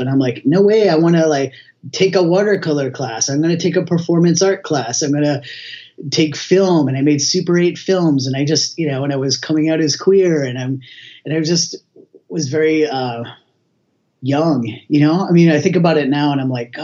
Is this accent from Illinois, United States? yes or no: no; outside of Boston, Massachusetts, United States; also born or lived in US West Coast; now in Halifax, Canada; I grew up outside of Boston